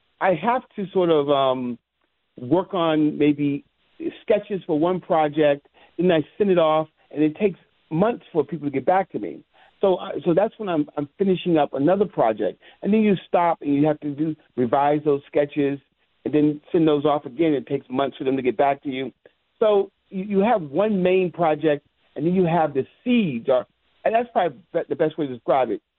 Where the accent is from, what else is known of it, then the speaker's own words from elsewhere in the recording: the South, United States; moved away; also born or lived in New York; I'm originally from the South.